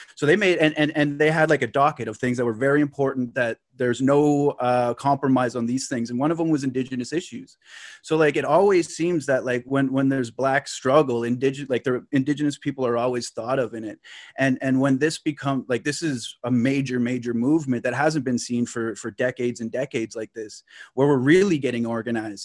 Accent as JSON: {"language": "English", "area": "Lake Nipissing", "region": "Ontario", "country": "Canada", "said": "I'm, I'm from Lake Nipissing. So, like, Nipissing is, like, just north of North Bay"}